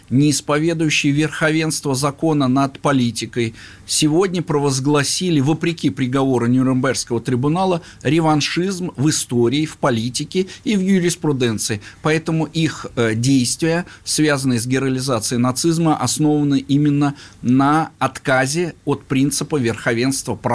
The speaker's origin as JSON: {"language": "Russian", "town": "Leningrad", "region": "Saint Petersburg", "country": "Russia", "tie": "born there", "also_born_or_lived": "Latvia", "said": "Нет, я вообще родился в Ленинграде. Это просто волею судеб я попал служить в Латвию, женился."}